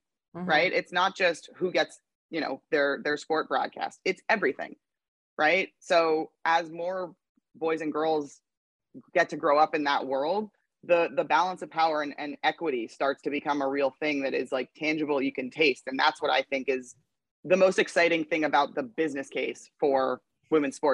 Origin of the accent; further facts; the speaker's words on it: Canada; moved away as an adult; now in United States; I grew up in Canada